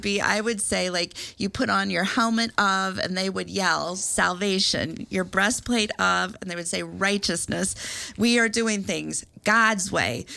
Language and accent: English; Iowa, United States; I'm from Iowa